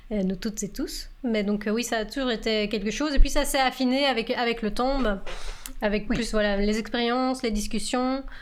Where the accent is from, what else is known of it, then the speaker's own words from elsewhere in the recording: France; accent: French; now in Canada; Mais au Canada, personne ne le remarque jamais ils entendent ma, mon accent français